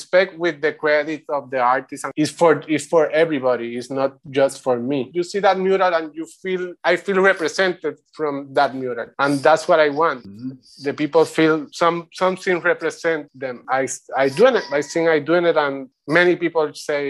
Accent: Puerto Rico; English is a second language; also born or lived in Santurce, Puerto Rico / Bayamón, Puerto Rico / Río Piedras, Puerto Rico; now in Vieques, Puerto Rico; I am originally from Santurce, then moved to Bayamón, to a countryside, to a mountain

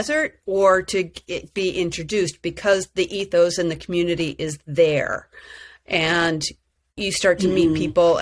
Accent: New York, United States; I was from New York

